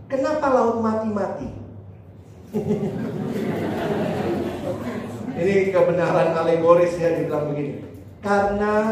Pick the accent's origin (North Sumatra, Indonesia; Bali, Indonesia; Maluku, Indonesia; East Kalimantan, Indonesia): Maluku, Indonesia; Ambon; Saya orang Ambon, saya ngerti di bagian sana di Ambon dan apa ya orang-orang timur lah.